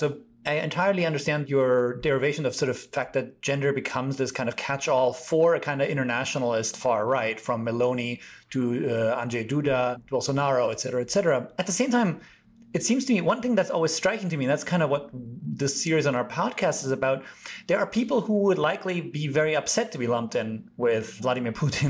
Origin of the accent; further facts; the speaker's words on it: Germany; I'm from Germany, and like, there are people who are self-declared liberals.